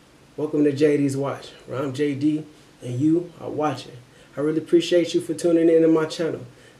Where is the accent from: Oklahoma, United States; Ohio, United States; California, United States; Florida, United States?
Ohio, United States; Akron; I'm from Akron, Ohio, and I'm 22 years old.